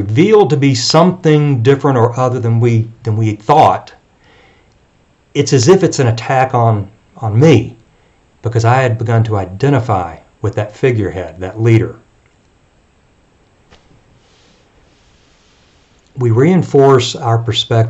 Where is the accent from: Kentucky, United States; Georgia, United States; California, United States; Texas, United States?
Texas, United States; I'm a Texan.